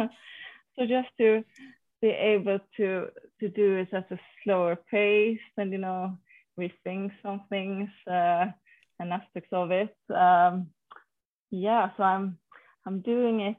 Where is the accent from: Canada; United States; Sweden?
Sweden